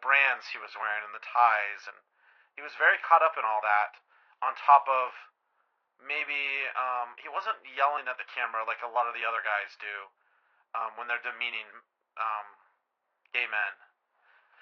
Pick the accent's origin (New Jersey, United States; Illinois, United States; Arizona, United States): Arizona, United States; I'm from Arizona.